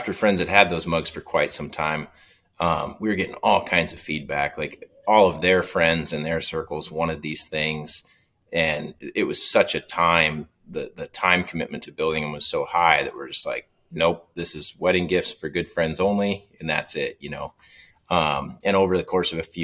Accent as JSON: {"language": "English", "town": "O'Neill", "region": "Nebraska", "country": "United States", "tie": "born or raised there", "said": "I was back home in my hometown of O'Neill"}